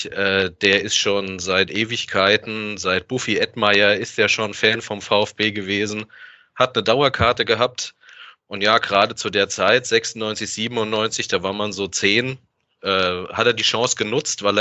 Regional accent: north of Frankfurt, Hesse, Germany; Also, ich komme aus Hessen, wie der Lennart tatsächlich, nördlich von Frankfurt.

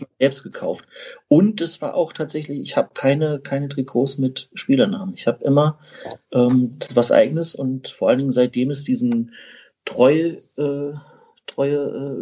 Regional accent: Berlin, Germany; moved away as an adult; now in Tübingen, Germany; Ich komme eigentlich aus Berlin, bin aber jetzt seit äh, März in Tübingen ansässig

